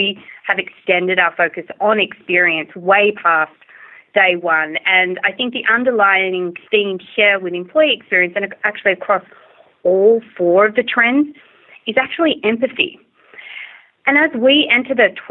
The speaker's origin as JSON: {"language": "English", "country": "Australia", "moved": "yes", "said": "I'm originally from Australia, if you may not have already figured it out from my accent"}